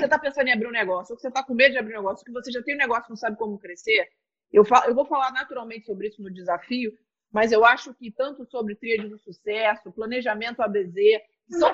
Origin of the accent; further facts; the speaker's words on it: Vila Isabel, Rio de Janeiro, Brazil; nasci em Vila Isabel